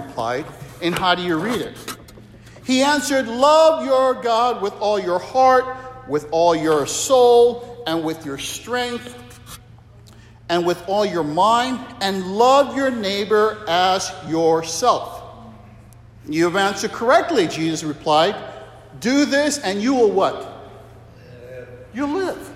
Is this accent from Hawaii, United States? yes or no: yes; Waimanalo, Hawaii, United States; moved away; also born or lived in Philippines / Asia; I grew up in Hawaii as a kid, Waimanalo